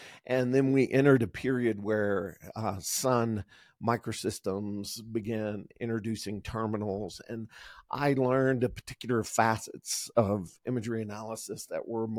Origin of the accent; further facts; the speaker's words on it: the South, United States; growing up in the South and in areas that had a lot of opportunity for that as far as the outdoors component.